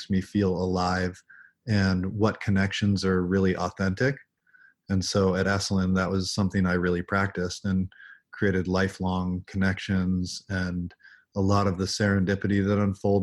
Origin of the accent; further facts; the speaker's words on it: Alaska, United States; moved away as an adult; also born or lived in Bay Area, California / Big Sur, California; growing up in Alaska, there was this sense of reverence for the raw power of nature.